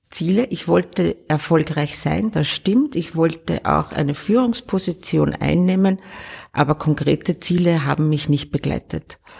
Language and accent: German; Upper Austria, Austria; Ich komme ja aus dem Innviertel